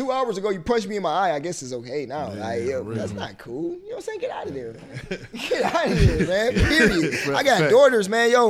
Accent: Cleveland, Ohio, United States; I'm from Kennedy

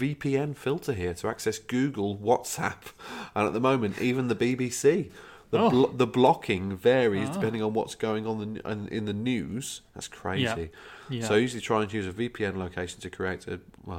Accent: Wolverhampton, West Midlands, United Kingdom; also born or lived in London; I escaped the financial crisis having lost my job in London. Mm-hmm. I'm from Wolverhampton with both my parents still there. I honestly can't ever see myself going back to the UK to work again.

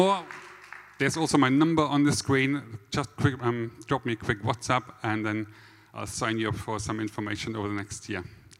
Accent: Germany; accent: German; moved away as an adult; now in Stafford, United Kingdom; lived in Stafford for 14 years. My wife, Leah, and also all our 4 kids are born and bred in Stafford. And as you might have figured out from my lovely German accent, I wasn't born in Stafford.

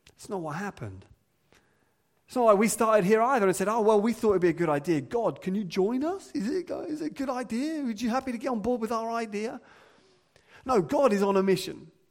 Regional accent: England, United Kingdom; as English people

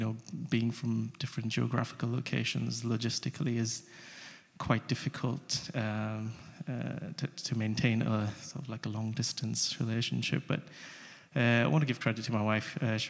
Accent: Samoa; also born or lived in India / Russia; I was born in India, but I grew up in Samoa, which is a beautiful island in the Pacific. I was raised in Russia

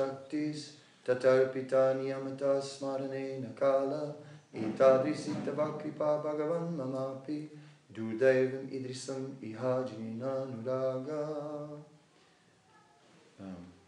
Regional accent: Netherlands; I am from Holland

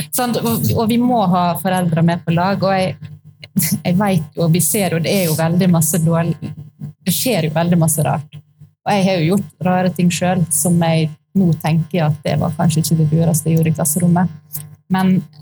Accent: Sunnmøre, Møre og Romsdal, Norway; moved away; jeg er sunnmøring, så jeg er oppvokst midt i eh, skibomsmiljøet

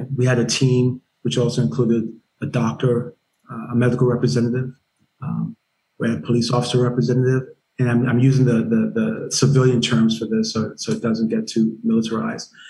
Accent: Nigeria; moved away; also born or lived in Germany; I'm Nigerian

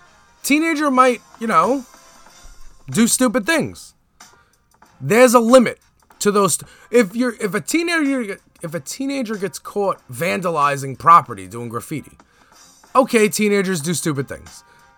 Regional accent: Brooklyn, New York, United States; also born or lived in Staten Island; And I am from Brooklyn and then Staten Island where there's racists.

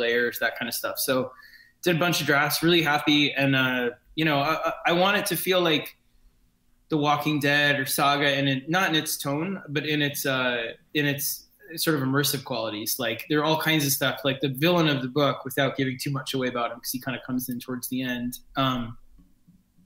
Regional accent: New York City, New York, United States; I grew up in New York City

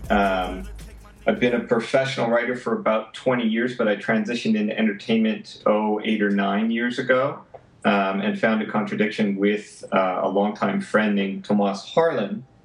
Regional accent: Vancouver, British Columbia, Canada; I, you know, I came from Vancouver, even though I was in Los Angeles at the time

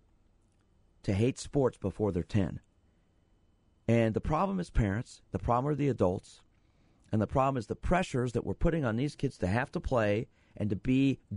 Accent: Milhaven, Overland Park, Kansas, United States; I grew up in Mill Haven between Shawnee Mission Parkway and 67th Street and Nall and Lamar

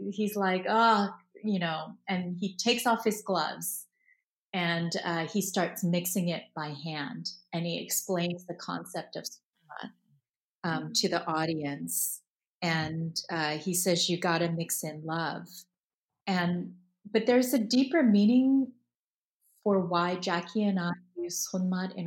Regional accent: Palo Alto, California, United States; growing up in Palo Alto, California

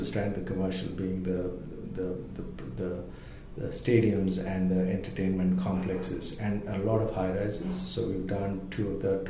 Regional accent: Bangalore, Karnataka, India; moved away as an adult; also born or lived in Mysore, India / Melbourne, Australia / Brisbane, Australia; now in Australia; I grew up in India. I was born in Mysore, India, and did all my schooling in Bangalore

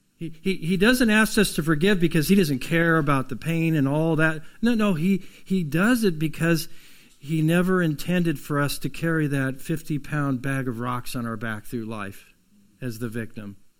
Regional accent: United States; We're from Lawrence County down south of here.

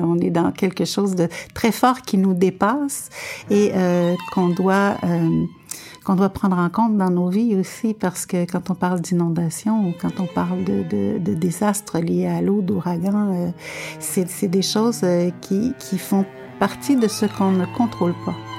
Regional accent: Montreal, Quebec, Canada; also born or lived in Saint-Jean-sur-Richelieu / Laurentides; je suis montréalaise

